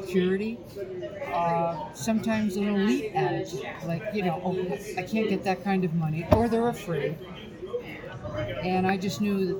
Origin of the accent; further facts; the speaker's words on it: Northern Arizona, United States; also born or lived in Northern Nevada; now in Nevada, United States; I was raised in Arizona. I was raised in Northern Arizona and not far from the Navajo Reservation.